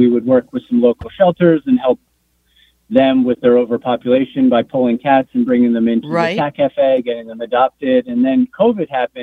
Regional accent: Asbury Park, New Jersey, United States; moved away as an adult; also born or lived in San Francisco; my hometown of Asbury Park, New Jersey

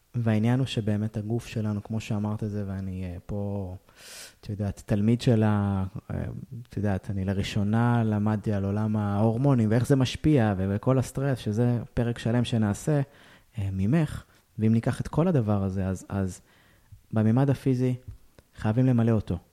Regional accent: Israel; אנחנו ישראלים

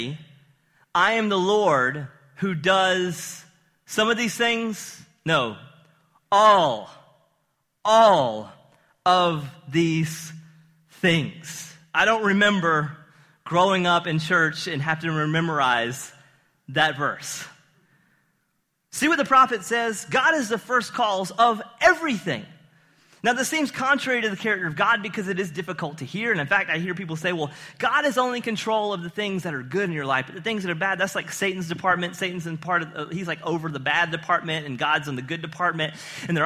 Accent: the South, United States; Growing up in the South

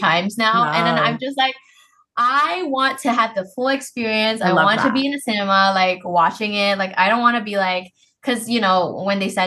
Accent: Malaysia; I'm Malaysian.

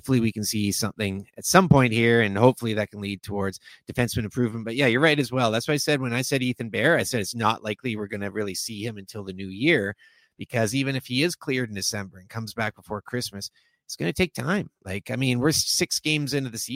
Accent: Victoria, British Columbia, Canada; now in Vancouver, Canada; being from Victoria and growing up in Victoria

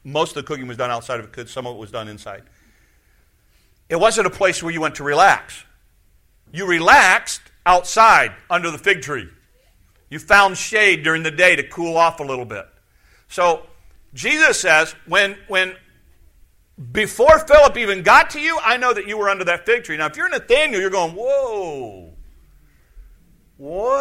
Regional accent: Sioux City, Iowa, United States; I was born and raised in Sioux City

